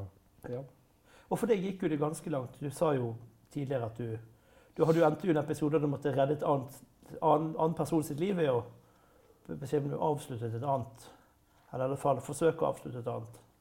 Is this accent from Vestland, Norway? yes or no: yes; Bergen, Vestland, Norway; for meg som bergenser